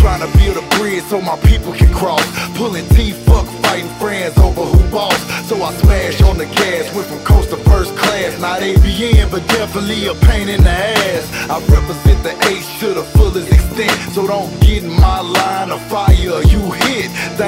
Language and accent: English; Chicago, Illinois, United States; When I was a child growing up in Chicago, I never wanted to be the superhero.